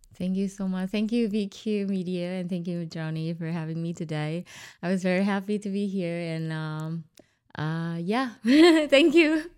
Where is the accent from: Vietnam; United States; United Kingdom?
Vietnam; Hanoi; moved away; also born or lived in Ho Chi Minh City, Vietnam / New Zealand; Hanoi is my hometown